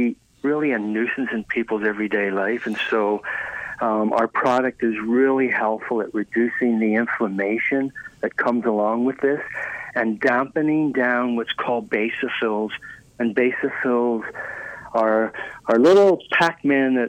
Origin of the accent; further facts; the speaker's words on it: Ireland; moved away; I was raised in Ireland